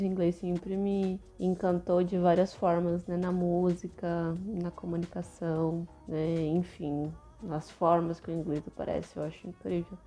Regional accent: São Paulo, Brazil; muitos amigos meus, né, que somos de São Paulo

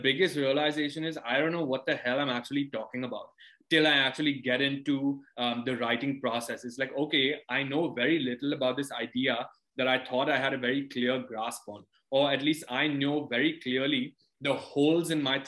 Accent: India; also born or lived in London, United Kingdom; I grew up largely in India

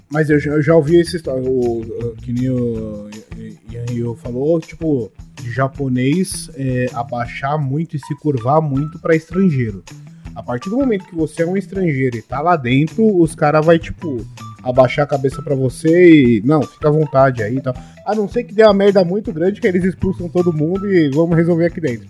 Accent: Brazil; eu tenho uma visão como brasileiro

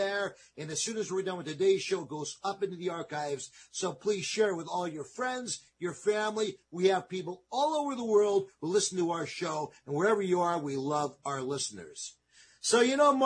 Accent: New York City, New York, United States; I grew up in New York City

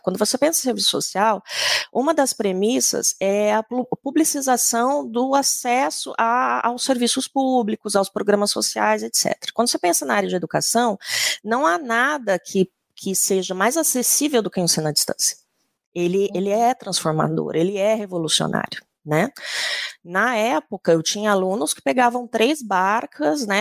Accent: Campo Grande, Mato Grosso do Sul, Brazil; Eu sou sul-mato-grossense, sou de Campo Grande

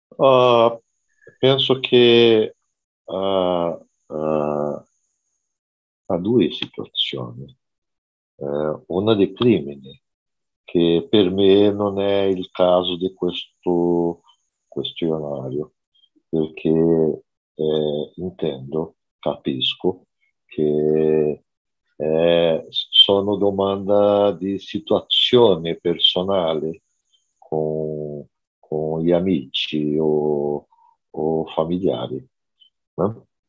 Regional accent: São Paulo, Brazil; Italian is a second language; now in Brasília, Brazil; sono brasiliano, abito a Brasília, ma sono nato a São Paulo

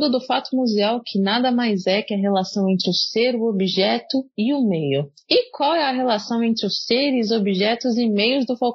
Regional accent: São Paulo, Brazil; moved away as an adult; now in Bahia, Brazil; eu sou de São Paulo, mas agora eu também eu tô na Bahia

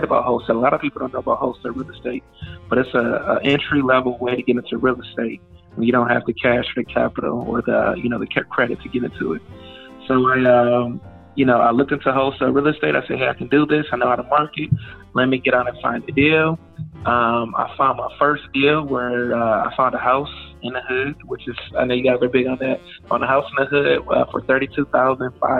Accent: Detroit, Michigan, United States; born or raised there; now in Houston, United States

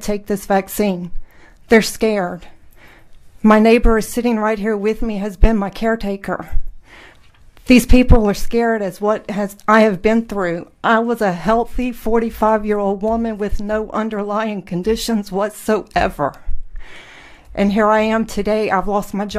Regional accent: New Orleans, Louisiana, United States; I'm from New Orleans

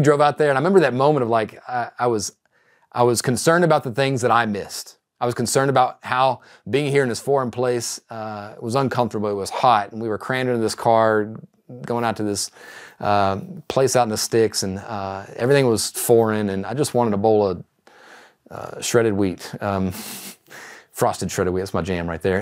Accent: East Texas, United States; a young man growing up in East Texas

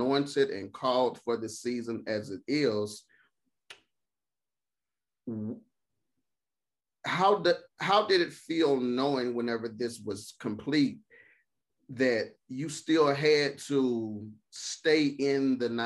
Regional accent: Mississippi, United States; I'm from Mississippi

